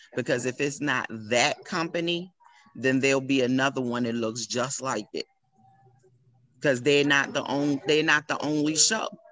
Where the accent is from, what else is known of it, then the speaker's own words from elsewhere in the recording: Baltimore, Maryland, United States; I am proud to be from Baltimore